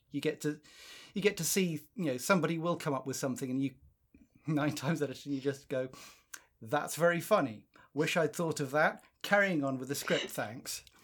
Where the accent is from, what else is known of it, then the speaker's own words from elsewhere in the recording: South Africa; now in United Kingdom; I'm South African by birth